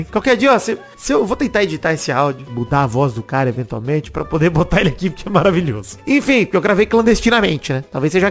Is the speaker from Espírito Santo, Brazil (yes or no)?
no; Rio de Janeiro, Brazil; Como bom carioca, eu cheguei já fazendo assaltos preventivos.